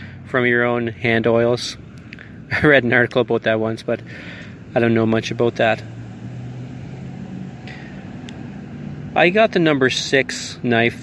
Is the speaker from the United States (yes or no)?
no; Canada; I'm Canadian